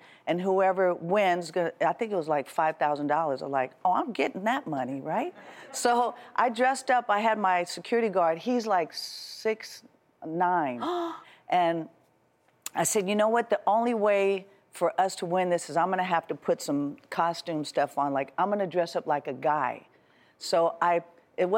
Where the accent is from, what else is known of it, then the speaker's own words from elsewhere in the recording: Oakland, California, United States; growing up in the Bay Area, in Oakland, San Francisco, it's just like everyone was from there